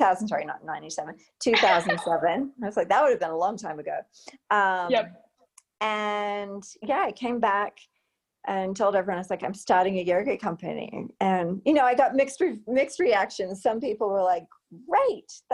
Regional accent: Queensland, Australia; now in Colorado, United States; one region of Queensland, which is my home state in Australia

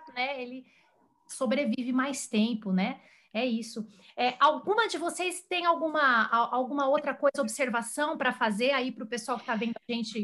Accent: Brazil; todos nós aqui brasileiros também

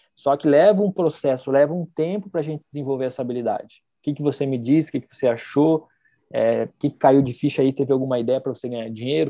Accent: Foz do Iguaçu, Paraná, Brazil; nós somos de Foz

